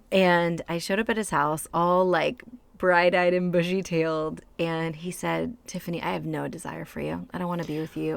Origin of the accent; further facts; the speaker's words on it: United States; moved away; I grew up in rural white America